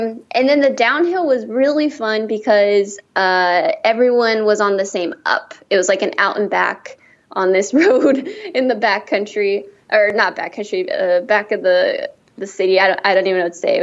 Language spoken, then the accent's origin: English; Downey, California, United States; growing up in Downey, like our soccer fields, like tacos and quesadillas and beans and rice were like the go-to thing in between soccer games